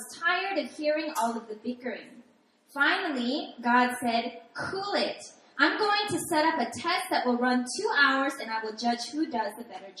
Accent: Seattle, Washington, United States; also born or lived in New York City; I'm originally from Seattle, Washington

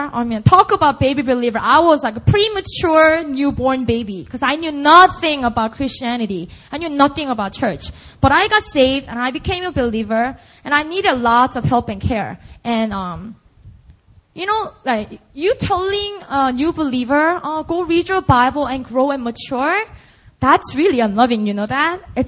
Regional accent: Busan, South Korea; first language Korean; English is a second language; moved away as an adult; I just grew up in Busan, and Busan only

